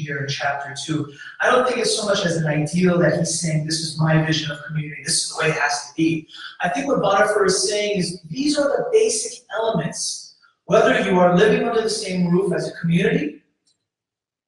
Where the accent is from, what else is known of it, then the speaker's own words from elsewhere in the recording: New York City, New York, United States; moved away as an adult; also born or lived in Kalispell, Montana; now in Houston, United States; And I grew up there